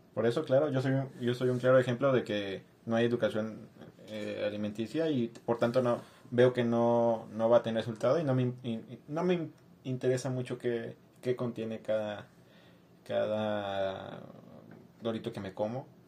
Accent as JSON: {"language": "Spanish", "country": "Mexico", "said": "fue mal implementada en México. Y claro ejemplo de eso soy yo y mis compañeros de primaria y secundaria que crecieron así."}